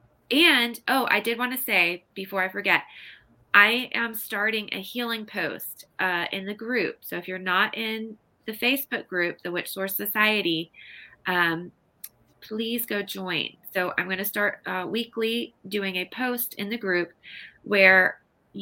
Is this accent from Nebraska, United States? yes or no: yes; Nebraska, United States; moved away; local haunts where we grew up in Nebraska